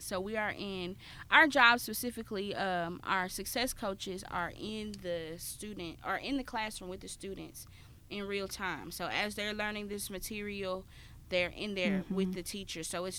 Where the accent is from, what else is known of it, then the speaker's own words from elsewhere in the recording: Memphis, Tennessee, United States; okay, yeah, I'm from Memphis, everybody, y'all cool, we're all cool.